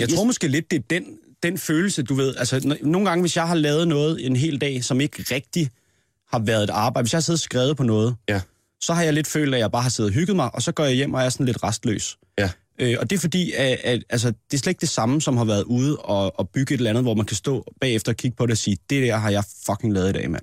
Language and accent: Danish; Næstved, Zealand, Denmark; i Næstved, hvor jeg er fra